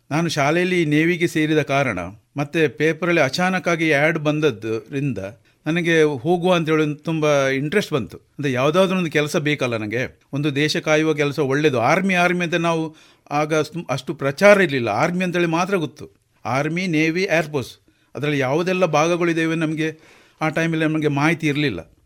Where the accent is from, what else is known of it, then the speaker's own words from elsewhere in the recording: Naithadi, Kemminje village, Karnataka, India; ನನ್ನ ಜನಿಸಿದ ಊರು ಇಲ್ಲಿ ನೈತಾಡಿಯಲ್ಲಿ ಕೆಮಿಜೆ ಗ್ರಾಮ ನೈತಾಡಿಯಲ್ಲಿ